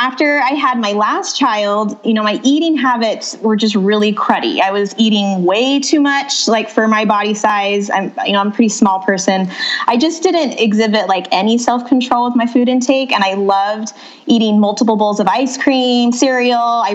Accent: Utah, United States; moved away as an adult; also born or lived in North Phoenix, Arizona; now in Phoenix, United States; So I grew up in Utah and I met my husband at college at BYU

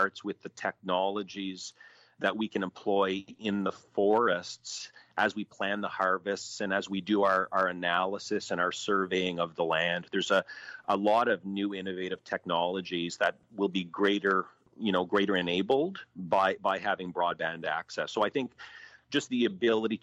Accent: Ottawa Valley, Ontario, Canada; I grew up in the Ottawa Valley

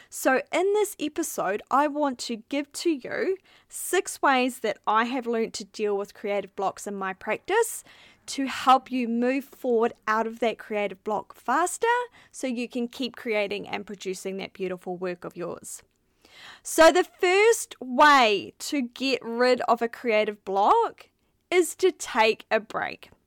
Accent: New Zealand; moved away as an adult; now in Melbourne, Australia; We're from New Zealand, where there was four million

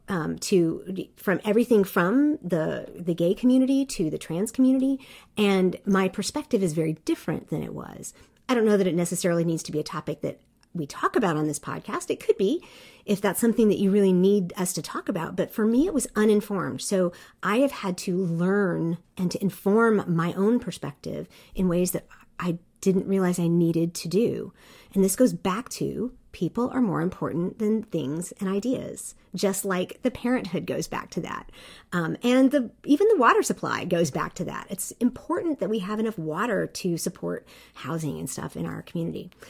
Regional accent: South Korea; I grew up overseas in Korea and as a white person, I was a minority

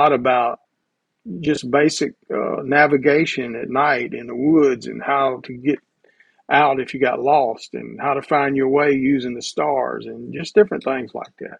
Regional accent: Denham Springs, Louisiana, United States; also born or lived in Southern Mississippi; I was born and raised here in South Louisiana around the Baton Rouge area, little town called Denham Springs

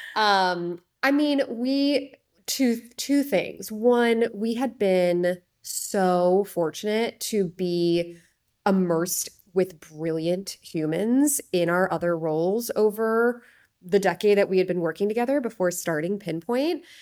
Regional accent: Chicago, Illinois, United States; moved away; my hometown of Chicago, ended up moving back here

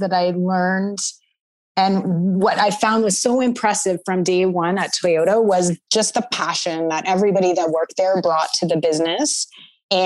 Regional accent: Southwestern Ontario, Canada; I grew up in Southwestern Ontario

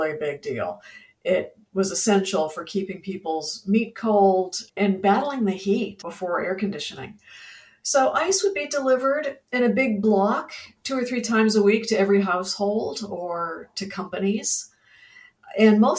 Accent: Ohio, United States; also born or lived in Virginia / Texas / Indiana; now in Florida, United States; I'm from the Midwest originally. I'm from Ohio, and I've lived in Virginia and in Texas, Indiana.

